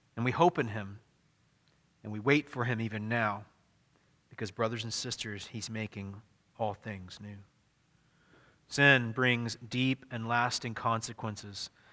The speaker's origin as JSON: {"language": "English", "region": "Midwest", "country": "United States", "also_born_or_lived": "the South (US)", "said": "I'm a Midwesterner."}